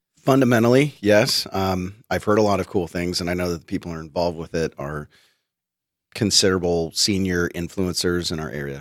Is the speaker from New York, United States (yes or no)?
no; Bay Area, California, United States; I'm from the Bay Area